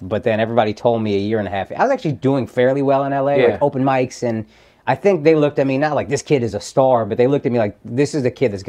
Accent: Dallas, Texas, United States; now in California, United States

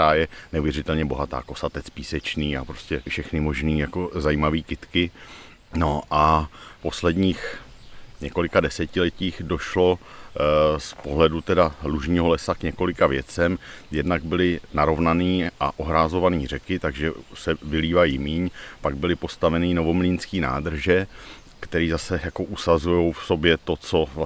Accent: Ostrava, Moravian-Silesian Region, Czechia; Ale my jsme z Ostravy, jo, takže no, tam je, tu jezdíme vlastně

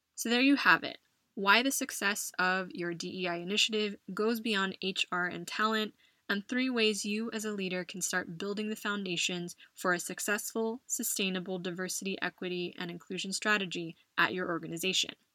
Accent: United States; moved away as an adult; now in Madrid, Spain; my home country of the US

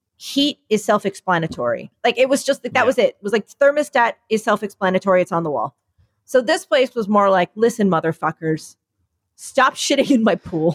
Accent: United States; I'm the American in the family.

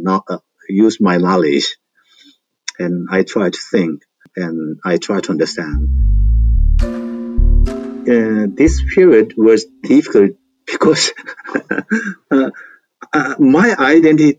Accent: Gwangju, South Korea; English is a second language; I was born in Gwangju in Songjeongni.

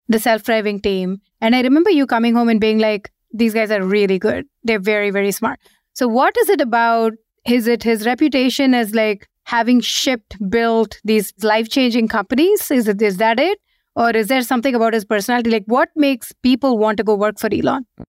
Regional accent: India; moved away as an adult; also born or lived in Seattle, United States / San Francisco, United States; now in London, United Kingdom; we were born and brought up in India. We moved to the US just as when we joined our first job, and we stayed there for 16 years, 17 years

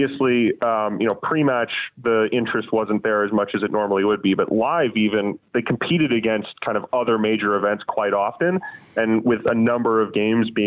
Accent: Minnesota, United States; my family's all from Wisconsin, and I grew up in Minnesota

